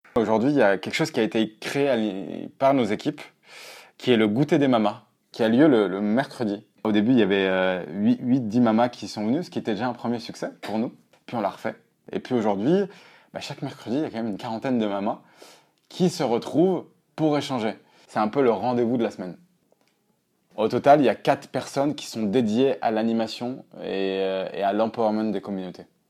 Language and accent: French; Auvergne-Rhône-Alpes, France; je viens d'Auvergne